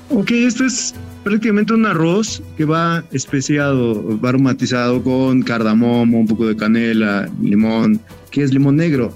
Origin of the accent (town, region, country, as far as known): Mexico